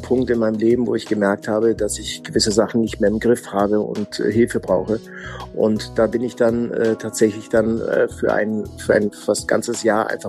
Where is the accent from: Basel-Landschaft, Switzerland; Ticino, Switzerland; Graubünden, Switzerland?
Ticino, Switzerland; ich komme eigentlich äh, aus, aus dem Tessin, aus der italienischen Schweiz.